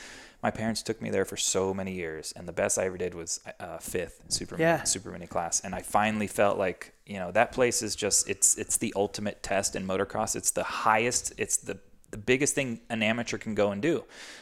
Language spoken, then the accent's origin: English; East Coast, United States; And I grew up doing qualifiers on the East Coast, and it was gnarly.